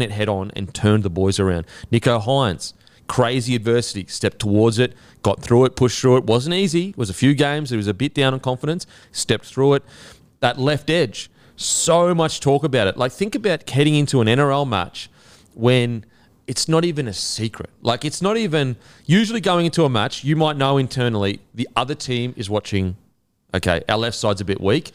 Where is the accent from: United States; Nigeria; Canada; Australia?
Australia; we're Australian